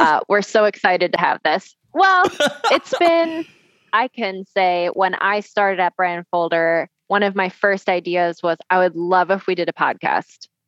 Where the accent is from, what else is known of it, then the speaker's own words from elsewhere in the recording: Wisconsin, United States; moved away as an adult; now in Colorado, United States; I am from Wisconsin, born and raised originally. I've been in the beautiful state of Colorado for five plus years now.